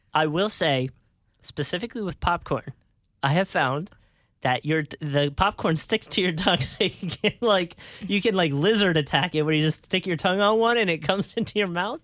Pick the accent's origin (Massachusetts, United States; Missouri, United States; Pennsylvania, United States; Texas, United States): Pennsylvania, United States; Philadelphia; I'm from Philly